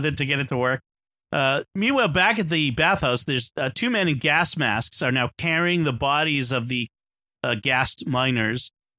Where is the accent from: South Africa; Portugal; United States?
United States; as an American with an American ear.